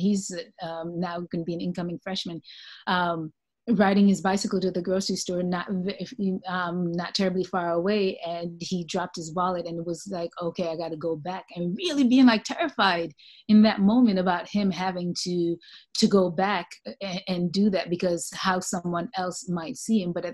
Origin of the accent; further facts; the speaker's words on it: Jamaica; I'm from Jamaica